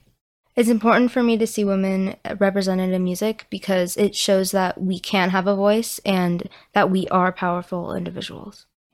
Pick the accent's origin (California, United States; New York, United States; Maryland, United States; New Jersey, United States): California, United States; Valencia; I'm from Valencia, California, and I am 12 years old.